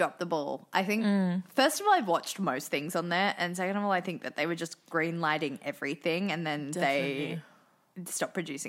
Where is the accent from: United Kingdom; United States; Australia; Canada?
Australia; Well, yes, I'm from Australia